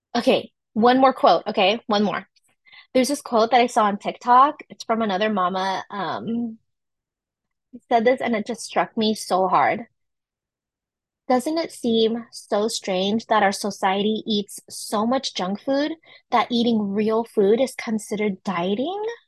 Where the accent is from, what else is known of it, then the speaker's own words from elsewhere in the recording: San Francisco Bay Area, California, United States; I'm from California, specifically from San Francisco Bay Area